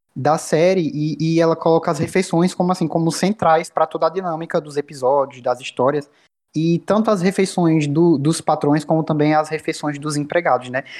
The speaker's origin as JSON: {"language": "Portuguese", "region": "Bahia", "country": "Brazil", "said": "eu sou da Bahia"}